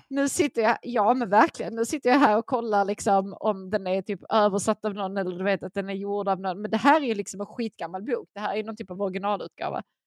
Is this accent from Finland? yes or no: yes; Finland; jag är trots allt finsk